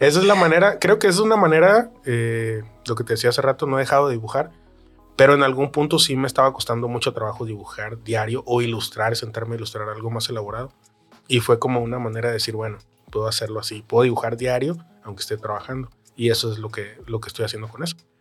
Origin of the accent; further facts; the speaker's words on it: Los Mochis, Sinaloa, Mexico; moved away; mi tres veces heroico Los Mochis, Sinaloa